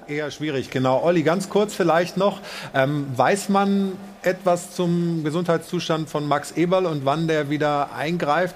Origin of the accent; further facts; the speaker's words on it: Stuttgart, Baden-Württemberg, Germany; gebürtiger Stuttgarter